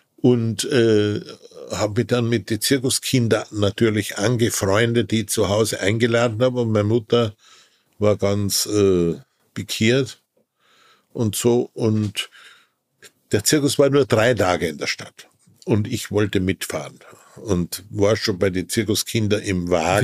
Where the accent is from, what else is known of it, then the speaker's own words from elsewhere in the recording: Wilhelmsburg, Lower Austria, Austria; Ich bin geboren in einem kleinen Industriedorf in Österreich, das Wilhelmsburg hieß da bin ich geboren.